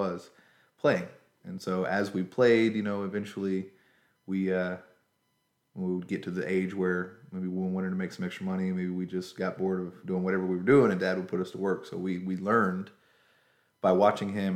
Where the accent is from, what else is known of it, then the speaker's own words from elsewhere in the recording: Griffin, Georgia, United States; also born or lived in Pike County, Georgia / Covington, Georgia; born in Spalding County, Georgia, Griffin. Raised more or less in the Griffin area. We did move when I was in my early teenage years to Pike County, Georgia